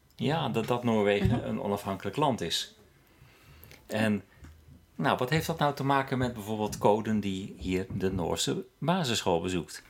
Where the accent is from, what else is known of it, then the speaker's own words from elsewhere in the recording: Netherlands; moved away as an adult; now in Norway; ik uit Nederland kwam